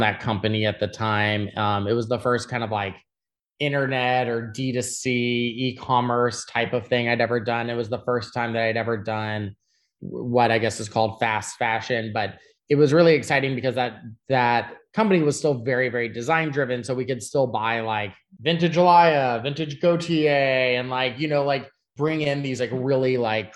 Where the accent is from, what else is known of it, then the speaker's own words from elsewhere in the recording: Austin, Texas, United States; moved away; also born or lived in London; I was born and raised in Austin, you know, which is like a very creative town. It's in Texas